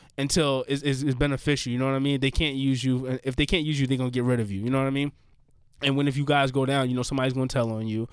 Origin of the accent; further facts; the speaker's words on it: New York City, New York, United States; also born or lived in Corona and East Elmhurst, Queens; when I was growing up in Jamaica, Queens